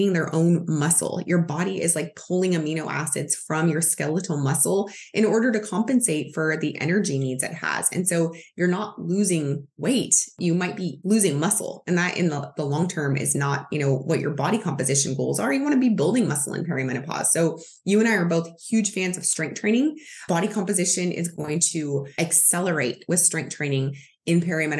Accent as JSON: {"language": "English", "country": "United States"}